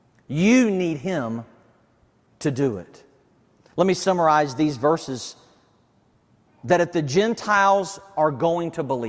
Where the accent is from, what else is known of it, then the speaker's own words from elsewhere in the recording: the South, United States; I'm from the South, so here's what I'm going to say, a Southern thing to you.